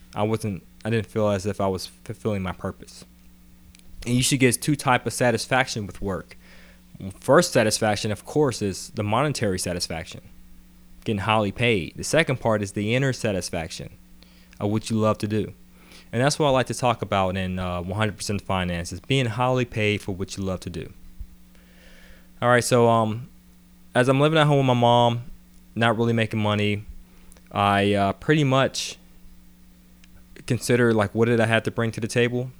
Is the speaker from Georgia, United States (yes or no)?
yes; Atlanta, Georgia, United States; also born or lived in Pittsburgh, Pennsylvania; I was born in Pittsburgh, P A. Moved to Atlanta when I was about ten. And, uh, pretty much grew up in Atlanta until I went to college.